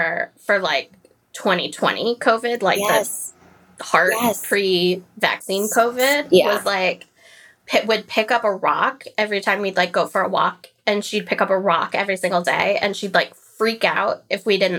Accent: Florida, United States; I grew up in Florida.

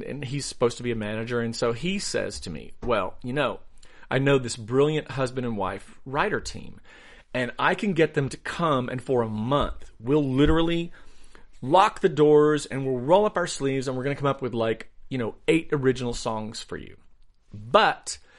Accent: Asheville, North Carolina, United States; moved away as an adult; now in Los Angeles, United States; I grew up in Asheville, North Carolina.

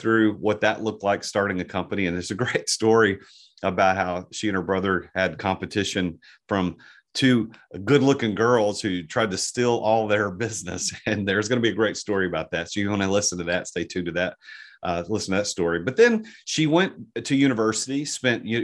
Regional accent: Southern United States, United States; accent: Southern American; my Southern American accent

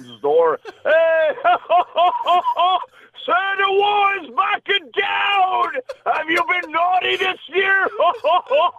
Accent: Canada; also born or lived in New York, United States; I was born in New York, but I moved back in Canada when I was maybe 10, 12 months old. So I was still a baby, you know. So when I was 4 years old, I basically started playing hockey

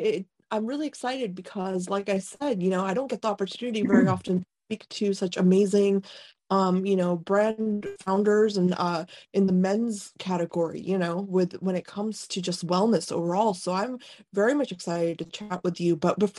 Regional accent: Midwest, United States; We're in the Midwest. I'm also a Midwesterner.

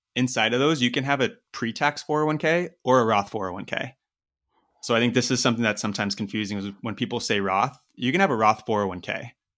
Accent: Eastern Washington, United States; moved away as an adult; also born or lived in Seattle, United States; I'm originally from Washington State, um, Eastern Washington

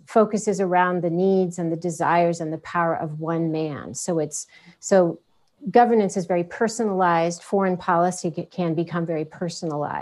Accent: United States; as an American

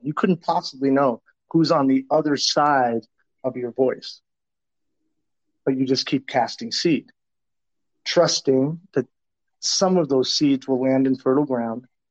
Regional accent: Tucson, Arizona, United States; I grew up in Tucson, Arizona, as in the 70s and early 80s.

